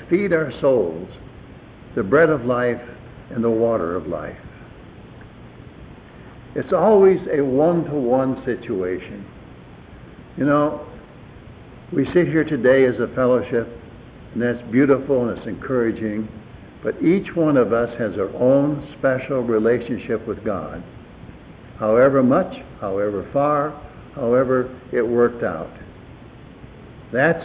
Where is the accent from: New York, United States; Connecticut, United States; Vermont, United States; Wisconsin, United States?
Wisconsin, United States; moved away; where I grew up in Wisconsin, had a mile of ice on top of it